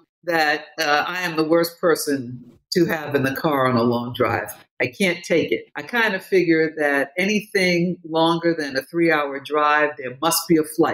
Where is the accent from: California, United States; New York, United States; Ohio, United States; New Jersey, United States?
New York, United States; New York City; composers who I grew up listening to in Harlem